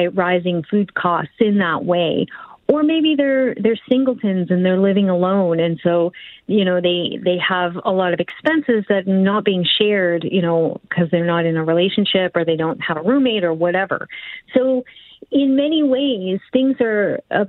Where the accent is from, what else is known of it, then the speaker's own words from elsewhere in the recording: Cape Breton, Nova Scotia, Canada; accent: East Coast; I'm from the East Coast, so everything I say has a very strong accent, but I say coupon, and I'm Cape Bretoner